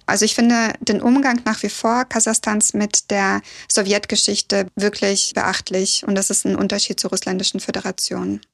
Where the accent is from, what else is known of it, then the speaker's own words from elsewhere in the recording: Odenwald, Hesse, Germany; also born or lived in Kazakhstan (born in the capital); als wir dann 92 nach Süddeutschland gekommen sind, ich bin im Odenwald aufgewachsen